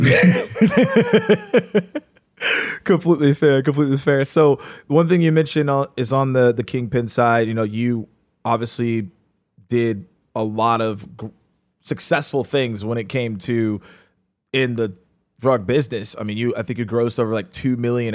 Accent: Atlanta, Georgia, United States; I'm from Atlanta.

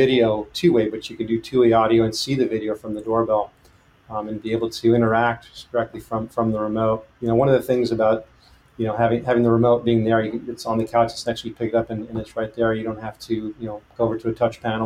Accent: San Diego, California, United States; also born or lived in Mexico City, Mexico; now in Petaluma, United States; I was partially raised in San Diego. I'm actually originally from Mexico City, born there. Spent a few years there, spent some time in San Diego.

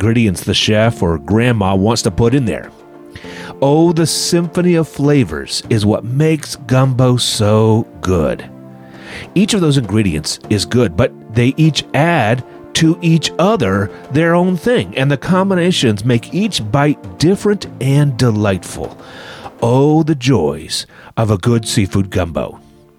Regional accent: United States; I'm an American with a British heritage. My parents are from New Jersey

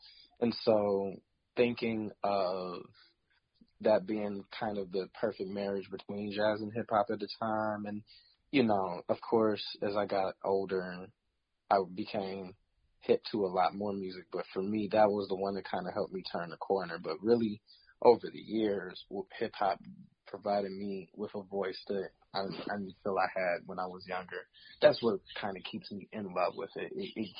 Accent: Detroit, Michigan, United States; Honestly, I love the history that my city has in terms of, you know, going far back to a lot of what came out of the Motown era.

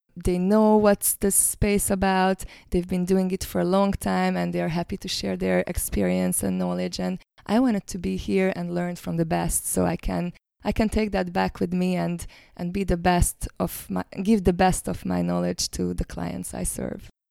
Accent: Hungary; now in New Zealand; I'm originally from Hungary, but I live now in New Zealand

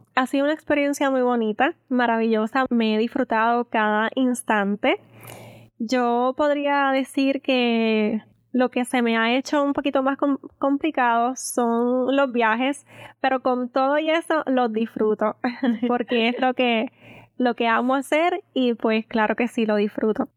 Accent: Aguadilla, Puerto Rico; el pueblo que me vio nacer y crecer, mi querida Aguadilla

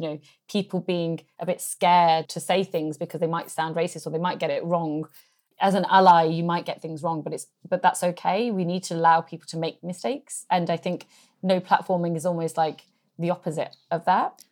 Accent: England, United Kingdom; I was born in England

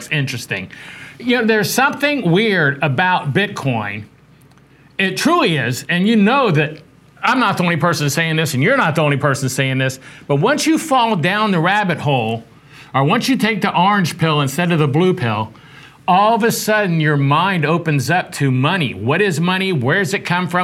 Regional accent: Charleston, South Carolina, United States; moved away as an adult; also born or lived in Texas; I grew up downtown on the Battery when I was a young kid, and then in second grade we moved out to James Island. I used to surf at Folly Beach, went to James Island High School, went to College of Charleston for a while, and then moved out to Texas

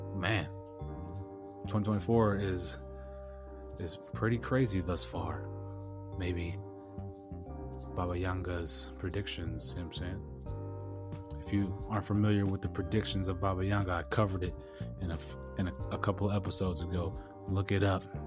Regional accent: San Diego, California, United States; moved away; Born and raised in San Diego

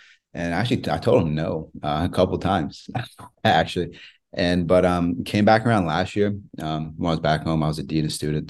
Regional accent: Maryland, United States; Like, I grew up in right outside Baltimore.

